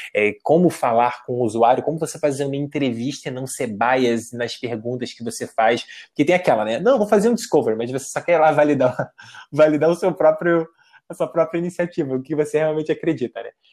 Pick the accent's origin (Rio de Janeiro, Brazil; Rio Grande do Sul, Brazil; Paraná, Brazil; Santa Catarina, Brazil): Rio de Janeiro, Brazil; São Gonçalo; moved away as an adult; also born or lived in Niterói / United States; now in São Paulo, Brazil; eu sou de São Gonçalo, no Rio de Janeiro. E eu morava do lado de um cemitério